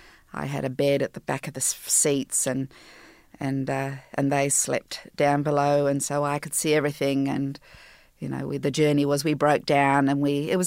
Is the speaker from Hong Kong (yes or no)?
no; Jersey; Okay, so I was born in Jersey, the Channel Islands, and a small little town, and I was raised, my mother and I, after her divorce from my French father